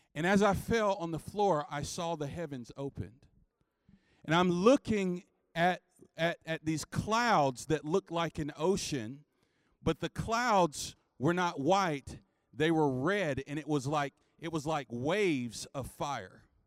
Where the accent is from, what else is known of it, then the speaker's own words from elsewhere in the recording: North Carolina, United States; I grew up in the Missionary Baptist Church in North Carolina